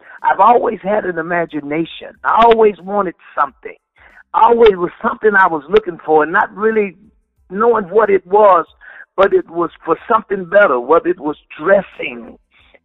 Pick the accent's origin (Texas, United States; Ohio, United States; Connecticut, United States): Texas, United States; Dallas; growing up in West Dallas